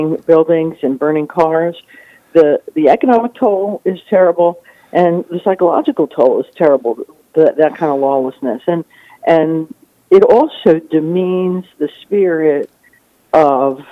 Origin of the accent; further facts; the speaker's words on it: New Jersey, United States; now in Florida, United States; I grew up in New Jersey